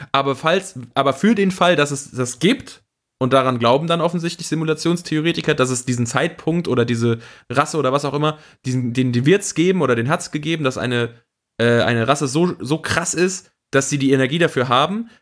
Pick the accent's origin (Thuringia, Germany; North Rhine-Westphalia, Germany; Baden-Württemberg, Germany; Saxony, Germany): North Rhine-Westphalia, Germany; Siegerland; now in Cologne, Germany; ich bin ja nach Köln gezogen, ich komme aus dem Siegerland